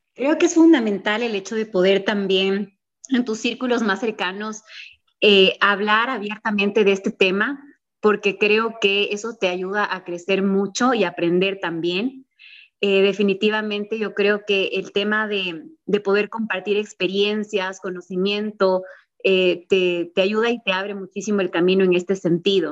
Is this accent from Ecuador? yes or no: yes; Ecuador